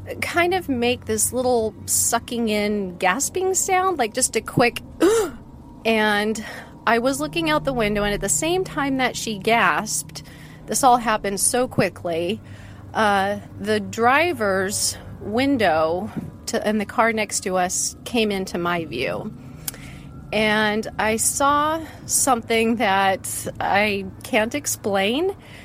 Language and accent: English; West Coast, United States; also born or lived in Seattle / Portland / Sacramento; I grew up mostly on the West Coast. Kind of for my dad's job, we went between Seattle, Portland, and Sacramento.